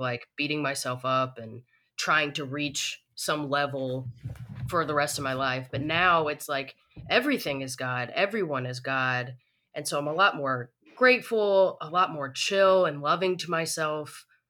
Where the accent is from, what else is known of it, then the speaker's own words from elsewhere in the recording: Tennessee, United States; moved away; I'm originally from Tennessee